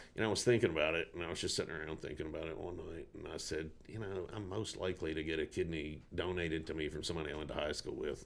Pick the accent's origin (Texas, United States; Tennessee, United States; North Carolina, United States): Tennessee, United States; Burlison; now in Montana, United States; I grew up down in Burleson on Lavelle Road